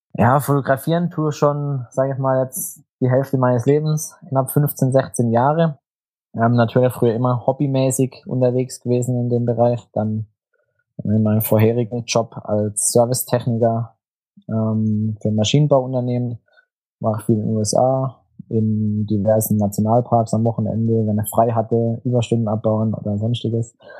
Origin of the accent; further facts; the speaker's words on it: Todtnau, Baden-Württemberg, Germany; komme aus Tottenau im Schwarzwald, das ist direkt am Fuße des Feldbergs. Ähm, ja, bin Landschaftsfotograf ähm, und habe eine Galerie hier in meinem Heimatort